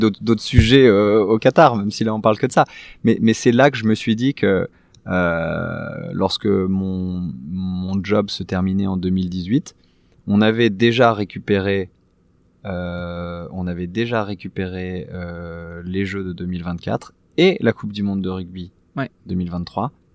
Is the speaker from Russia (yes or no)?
no; France; nous, nous sommes français, nous sommes l'ambassade